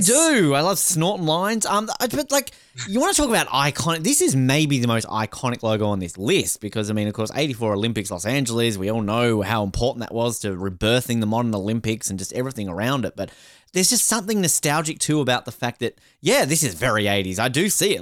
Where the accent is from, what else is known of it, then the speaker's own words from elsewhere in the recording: Australia; being Australian